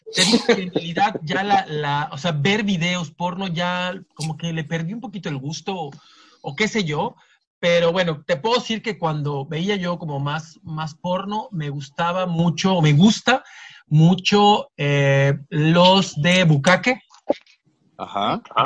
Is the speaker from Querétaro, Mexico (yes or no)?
no; Yucatán, Mexico; soy yucateco